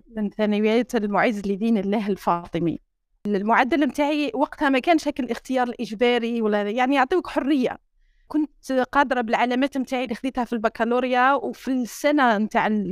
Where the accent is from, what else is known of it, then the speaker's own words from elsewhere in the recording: Sétif, Sétif Province, Algeria; moved away; سطيف اوله مدينتي